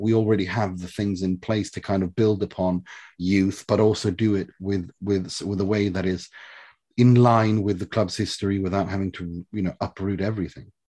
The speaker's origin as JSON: {"language": "English", "country": "Sweden", "tie": "born or raised there", "said": "I was raised in Sweden from the age of three"}